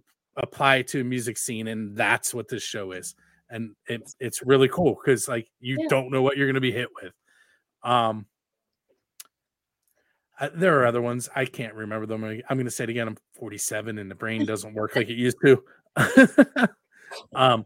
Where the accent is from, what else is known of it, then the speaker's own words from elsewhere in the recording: Pittsburgh, Pennsylvania, United States; I'm from the Pittsburgh area